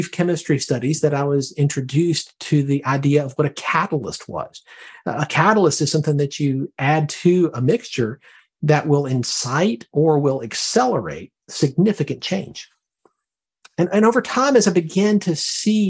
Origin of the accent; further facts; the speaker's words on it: Birmingham, Alabama, United States; now in Herndon, Virginia, United States; I'm from Alabama originally, from Birmingham.